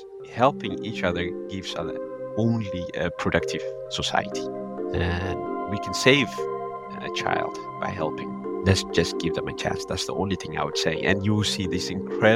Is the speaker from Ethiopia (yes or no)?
yes; Ethiopia; English is a second language; moved away as an adult; also born or lived in Addis Ababa, Ethiopia / Eritrea / Sudan; now in Netherlands; I was born in Ethiopia, raised in Ethiopia